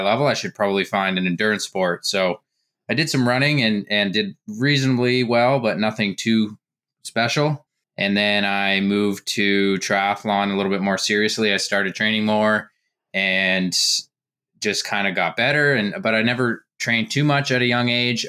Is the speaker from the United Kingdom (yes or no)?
no; Canada; growing up in Canada, I played hockey in the summers